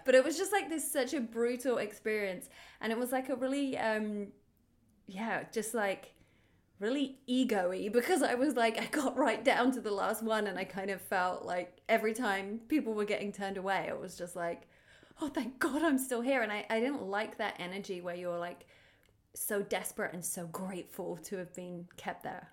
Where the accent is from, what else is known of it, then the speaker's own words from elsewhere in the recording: United Kingdom; now in Los Angeles, United States; I'm a British T V host, actor, and comedian living in L